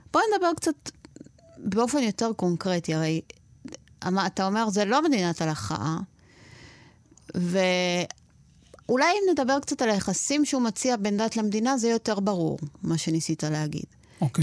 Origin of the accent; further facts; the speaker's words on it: Argentina; now in Israel; ששנינו נולדנו בארגנטינה